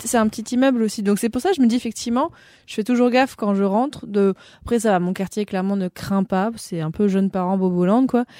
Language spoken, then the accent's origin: French; Morocco; moved away as an adult; now in France; comme j'ai grandi au Maroc, mm. comme mon père est franco-marocain, donc j'ai passé 18 ans de ma vie au Maroc